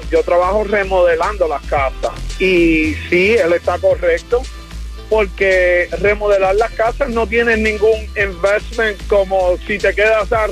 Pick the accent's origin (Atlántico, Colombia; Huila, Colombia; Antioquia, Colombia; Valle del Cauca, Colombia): Valle del Cauca, Colombia; Cali; De Cali, de Cali, de eh, Cali.